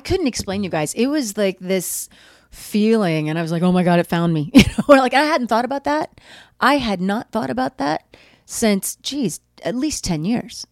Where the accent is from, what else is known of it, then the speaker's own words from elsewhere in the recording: Oklahoma, United States; I grew up in Oklahoma